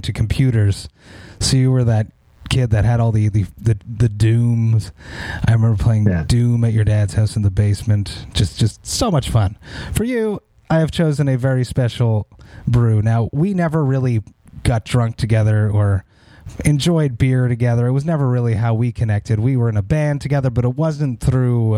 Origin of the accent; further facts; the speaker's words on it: Montreal, Quebec, Canada; We grew up in the Montreal metal scene in the early 2000s